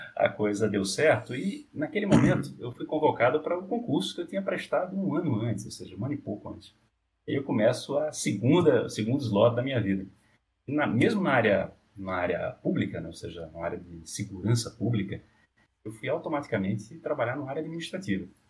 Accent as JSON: {"language": "Portuguese", "town": "Olinda", "region": "Pernambuco", "country": "Brazil", "tie": "born or raised there", "moved": "yes", "lives_now": "São Paulo, Brazil", "said": "eu corria pelas ruas do bairro, lá de Olinda, eu sou de Olinda, é, hoje em São Paulo"}